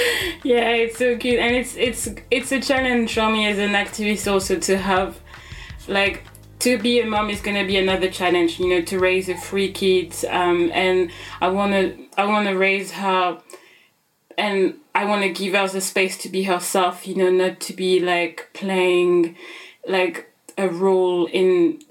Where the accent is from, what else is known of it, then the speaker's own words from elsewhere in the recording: Central African Republic; also born or lived in France; now in United Kingdom; I use she, her pronoun. I am based in the UK. I was born in France and I'm originally from the Central African Republic.